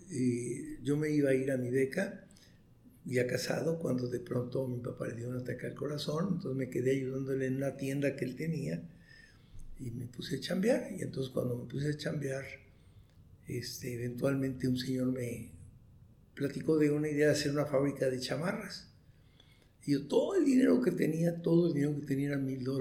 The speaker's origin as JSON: {"language": "Spanish", "region": "Chihuahua", "country": "Mexico", "tie": "born there", "said": "yo nací en Chihuahua, en, Chihuahua, un pequeño pueblo de Chihuahua, muy, un lugar minero, donde todos los mineros tienen problemas con sílice"}